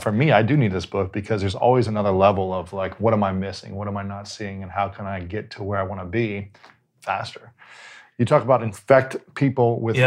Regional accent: Ohio, United States; now in Los Angeles, United States; I'm from Ohio.

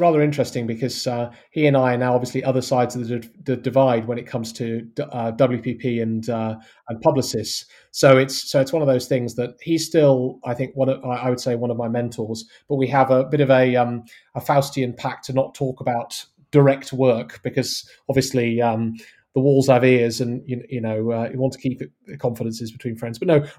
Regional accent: West Midlands, United Kingdom; now in Surrey, United Kingdom; So that's why I sound like, despite living in Surrey, I'm actually from the West Midlands, but I sound fairly neutrally accented.

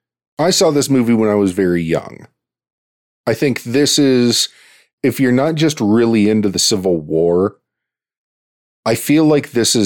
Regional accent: Pittsburgh, Pennsylvania, United States; I'm from Pittsburgh.

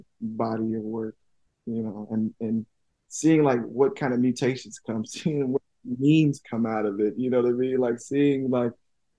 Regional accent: Tuskegee, Alabama, United States; I'm from Tuskegee.

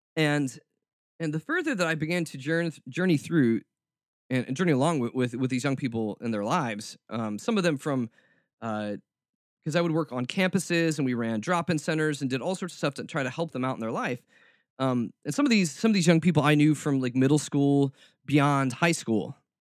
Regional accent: United States; as American Christians

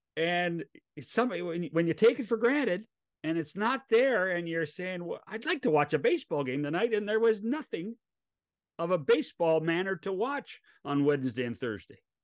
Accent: West Coast, United States; I grew up on the West Coast. I grew up as a National League kid.

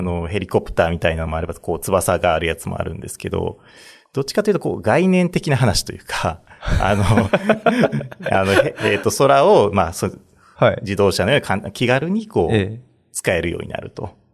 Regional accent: Nara, Japan; moved away as an adult; also born or lived in Tokyo; 地元がこっちなんで、あの、奈良県生まれなんで

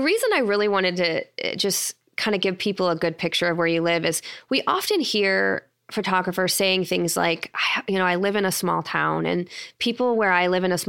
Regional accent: Midwest, United States; accent: Midwestern; my Midwestern accent.

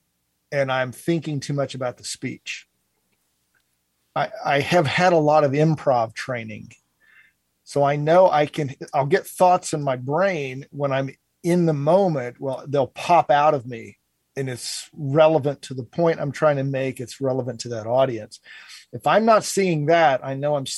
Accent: Cincinnati, Ohio, United States; my hometown of Cincinnati

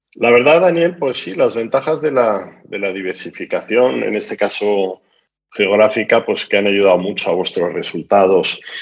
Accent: Spain; yo soy español, como se manifiesta por mi acento

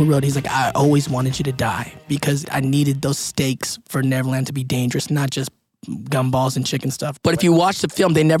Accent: Philippines; What do you need? I'm Filipino. We have it all in us.

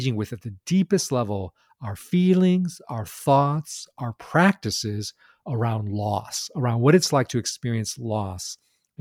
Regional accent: United States; I grew up in Chinese American

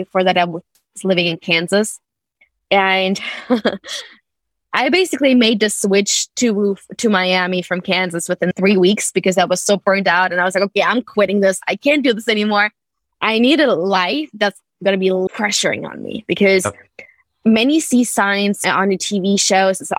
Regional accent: Germany; moved away; also born or lived in United Kingdom; I grew up in Germany

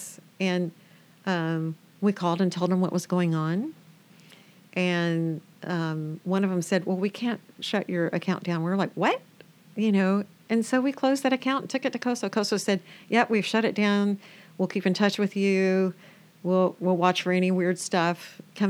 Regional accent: Alabama, United States; now in Camano Island, United States; I moved here from Alabama where nobody's a stranger. You know, people wave to people they don't know. And Camino Island was like that. And Stanwood, Camino Stanwood community, felt as much like the culture I grew up in as any place I had lived apart from there.

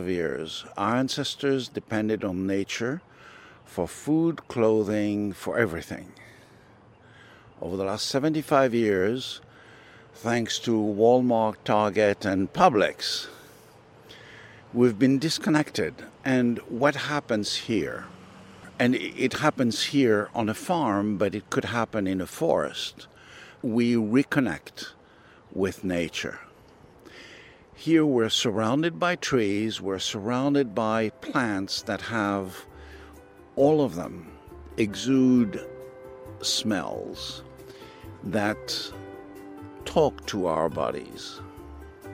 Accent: France; also born or lived in Tunisia; Oh, I come from a long line of farmers in France and North Africa. I'm French, but I was born in North Africa, in Tunisia.

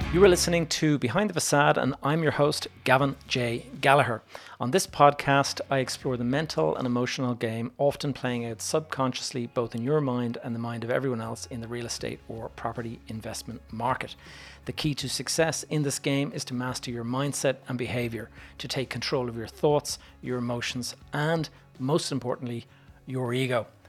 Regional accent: Ireland; me as an Irish person

